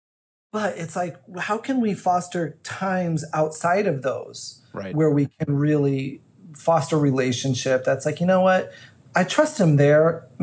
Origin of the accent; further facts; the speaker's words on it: Illinois, United States; moved away; the little church I grew up in Illinois